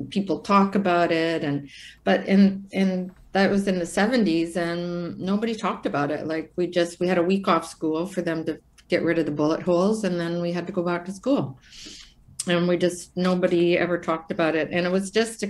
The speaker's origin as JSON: {"language": "English", "town": "Brampton", "region": "Ontario", "country": "Canada", "tie": "born or raised there", "said": "I was born actually in Brampton, Ontario, when Brampton was like 30,000 people"}